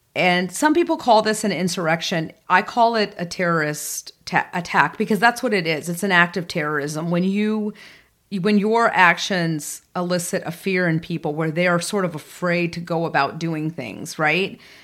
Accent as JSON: {"language": "English", "region": "the South", "country": "United States", "tie": "born or raised there", "said": "growing up in the South at a time"}